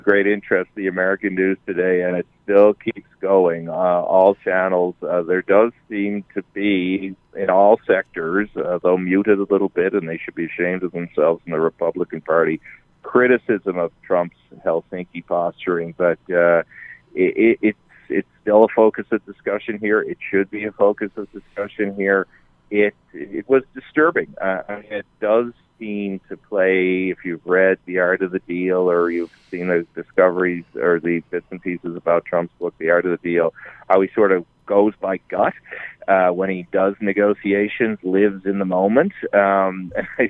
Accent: Newfoundland and Labrador, Canada; So I'm a Newfoundlander. That may be being portrayed by my accent right now

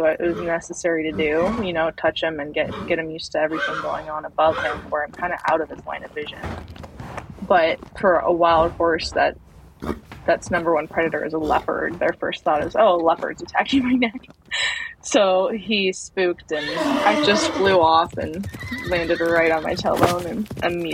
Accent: Central Florida, United States; I grew up in Central Florida

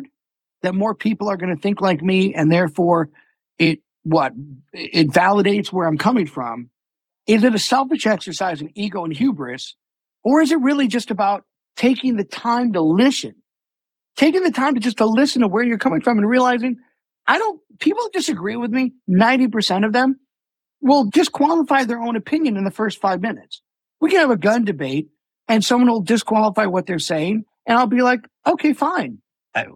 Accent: Buffalo, New York, United States; my hometown of Buffalo

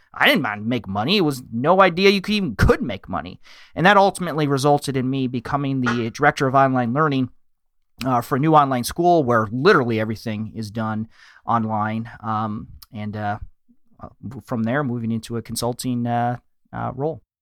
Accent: Michigan, United States; I live in the Midwest. I'm from Michigan.

